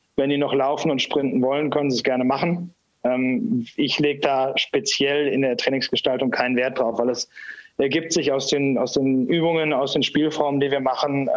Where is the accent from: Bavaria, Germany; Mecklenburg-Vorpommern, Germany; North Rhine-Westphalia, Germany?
North Rhine-Westphalia, Germany; Essen; moved away as an adult; now in Ingolstadt, Germany; man hört es ja sicherlich, dass ich kein, kein Bayer bin. Ähm, ich bin gebürtiger Essener, ähm, habe da mit drei Jahren mit dem Eishockeyspielen angefangen, war da im Nachwuchs